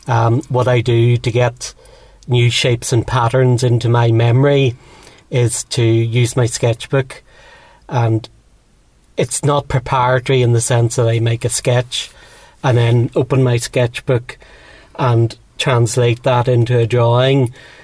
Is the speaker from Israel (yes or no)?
no; Dublin, Leinster, Ireland; also born or lived in Belfast; now in Donaghadee, United Kingdom; I was born in Belfast and brought up for the first part of my life in Dublin, and then moved back north of Ireland to a little place called Donaghadee, which is a small seaside town with a harbour and some fishing boats.